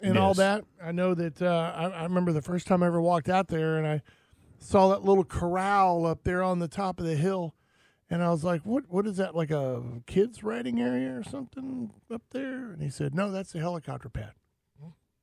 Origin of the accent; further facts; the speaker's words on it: Florida, United States; Growing up in Florida, you know, as soon as you hear boom off in the distance, it's raining